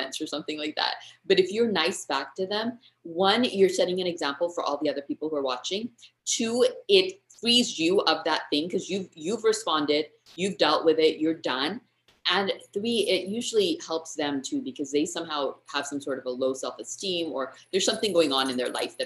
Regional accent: United States; first language English; moved away as an adult; now in India; I grew up speaking English. I grew up in the States

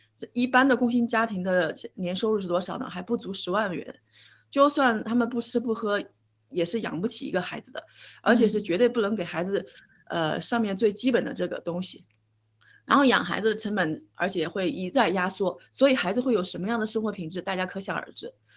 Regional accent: China; moved away; 我是从墙内出来的

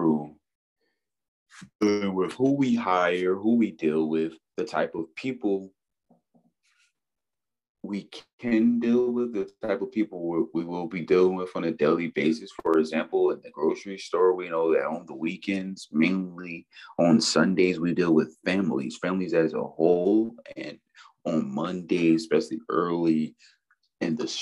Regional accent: Philadelphia, Pennsylvania, United States; I grew up in South Philadelphia

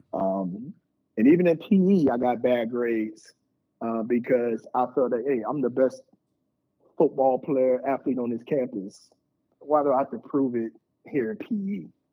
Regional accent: Tampa, Florida, United States; I was born in Tampa, Florida

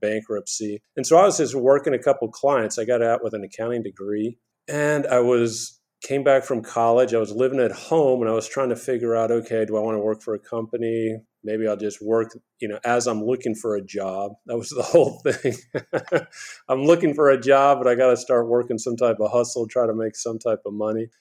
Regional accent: Houston, Texas, United States; also born or lived in New York City; I was born in New York City, but I grew up in Houston, Texas

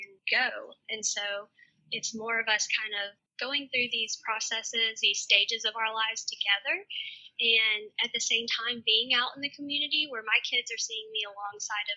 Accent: the South, United States; I'm from the South.

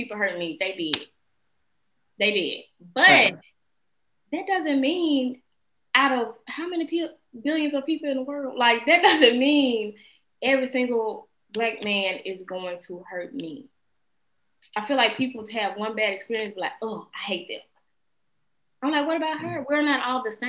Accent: West Memphis, Arkansas, United States; also born or lived in Little Rock, Arkansas; now in California, United States; I grew up in West Memphis, Arkansas, Memphis

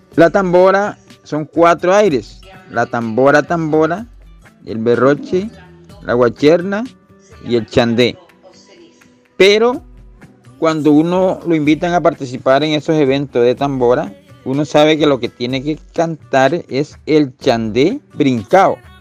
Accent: Mompós, Bolívar, Colombia; mi pueblo Monpós, de donde lo estoy hablando

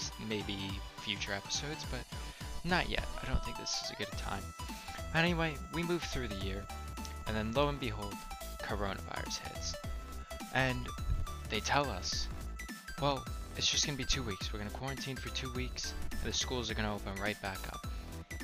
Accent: New Jersey, United States; moved away as an adult; now in Connecticut, United States; I'm not a Connecticut State resident. I grew up in North Jersey, so it's Taylor Ham

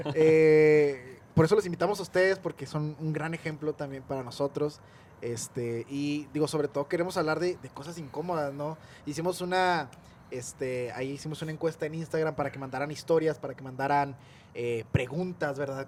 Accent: northern Mexico, Mexico; Somos norteños

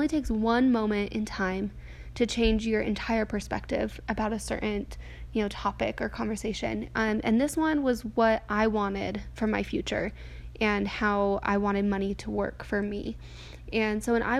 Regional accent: New Mexico, United States; I grew up in New Mexico, and I'm the youngest of five kids.

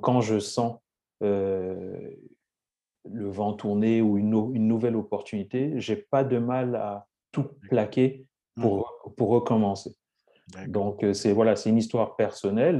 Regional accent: Lyon, Auvergne-Rhône-Alpes, France; moved away as an adult; also born or lived in Saint-Étienne / England; j'ai grandi à Lyon

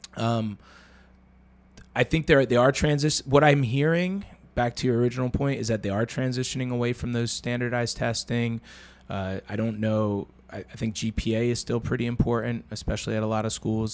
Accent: New Jersey, United States; now in Baltimore, United States; another girl that we grew up with in New Jersey

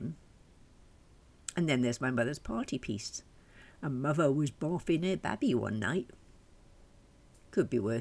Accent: Welsh, Wales, United Kingdom

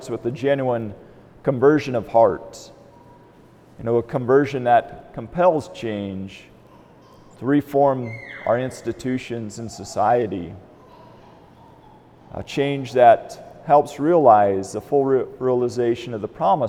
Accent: Albion, United States; moved away; I grew up in Albion

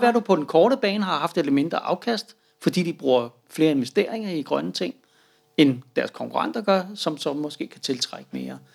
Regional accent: Denmark; som danskere

